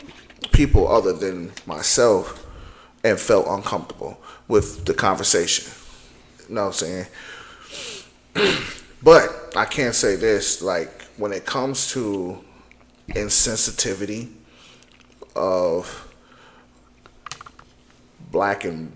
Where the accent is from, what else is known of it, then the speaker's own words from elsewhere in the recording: Holland, United States; Dude, I'm from Holland.